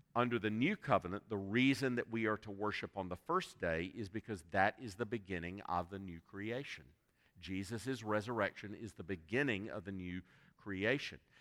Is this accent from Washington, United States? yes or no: no; South Carolina, United States; I, I was born and reared in South Carolina